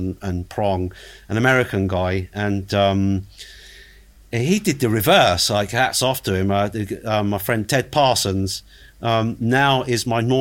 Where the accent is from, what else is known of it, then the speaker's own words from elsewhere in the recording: England, United Kingdom; moved away; back then I was living in England, and I'm from England originally